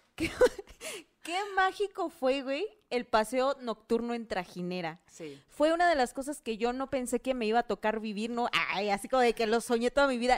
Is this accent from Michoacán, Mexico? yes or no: no; Oaxaca, Mexico; born or raised there; moved away